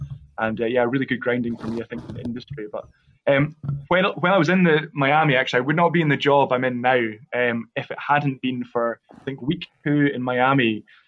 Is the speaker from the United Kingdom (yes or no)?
yes; Craigellachie, Scotland, United Kingdom; my hometown, I'm from Craigellachie